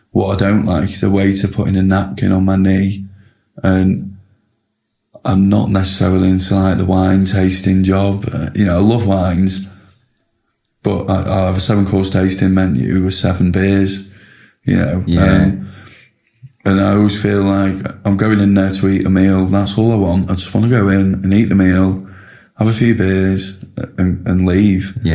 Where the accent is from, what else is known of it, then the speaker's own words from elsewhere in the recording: Preston, North West England, United Kingdom; you know, we're all lads from Preston, every single one of us